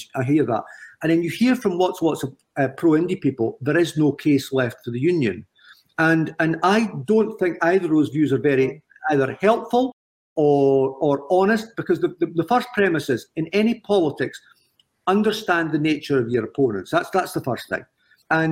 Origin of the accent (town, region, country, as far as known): Scotland, United Kingdom